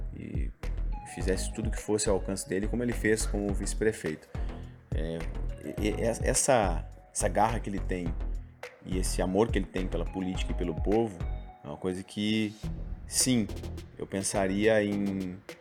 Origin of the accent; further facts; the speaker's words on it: Alvorada, Rio Grande do Sul, Brazil; nasci em Alvorada e aí eu fui criado no Jardim Leopoldina até meus 11, 12